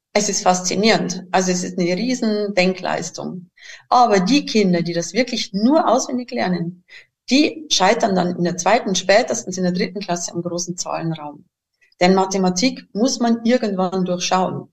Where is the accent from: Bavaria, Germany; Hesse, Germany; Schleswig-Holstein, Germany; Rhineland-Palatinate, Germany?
Bavaria, Germany; accent: Bavarian; moved away as an adult; now in Switzerland; Mein Dialekt ist leider immer noch recht bayerisch eingefärbt. Meine Heimat liegt äh, eben im Süden von Deutschland